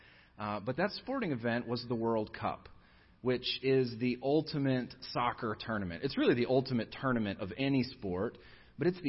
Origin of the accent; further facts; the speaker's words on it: United States; the country that God has sovereignly placed me in and had me born into